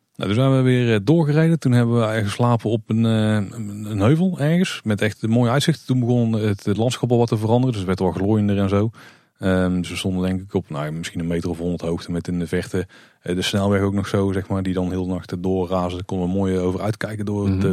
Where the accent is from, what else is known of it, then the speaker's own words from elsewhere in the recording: Netherlands; als Nederlander